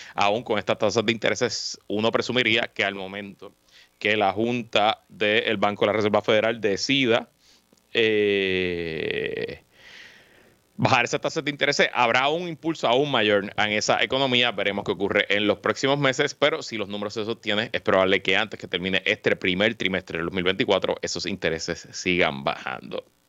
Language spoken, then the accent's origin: Spanish; Guaynabo, Puerto Rico; soy residente de Guaynabo, como tú bien sabes, eh, y pues lo que pasa en mi ciudad pues me importa mucho